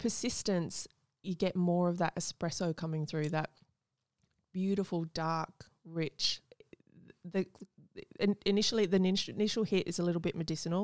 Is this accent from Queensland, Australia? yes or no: yes; Gold Coast, Queensland, Australia; I grew up on the Gold Coast